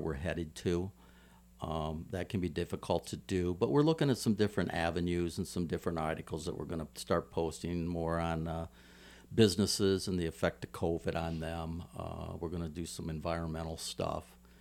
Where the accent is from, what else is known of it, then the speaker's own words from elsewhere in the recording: Toledo, Ohio, United States; now in Hawaii, United States; my hometown of Toledo, Ohio